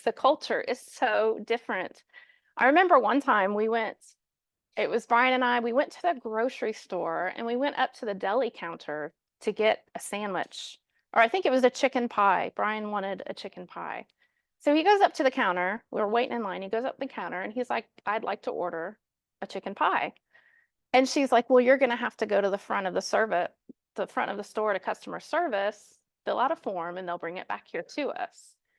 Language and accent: English; Kansas City, Missouri, United States; moved away as an adult; now in London, United Kingdom; we're actually from Kansas City, so we were sent out of Kansas City to London twenty years ago